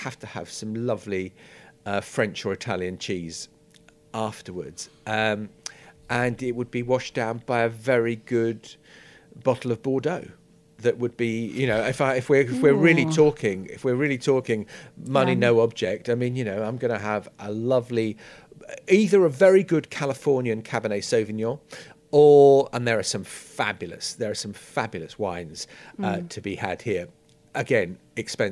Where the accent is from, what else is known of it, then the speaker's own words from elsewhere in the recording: London, United Kingdom; I grew up, my parents were social workers in the East End of London. So I grew up, the first 11 years of my life were in Stepney